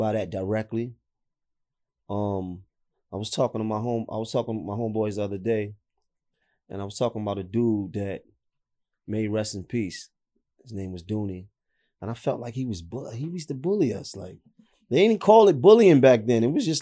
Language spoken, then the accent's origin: English; New York City, New York, United States; I'm from Nostrand. I grew up on Clifton between Nostrand and Marcy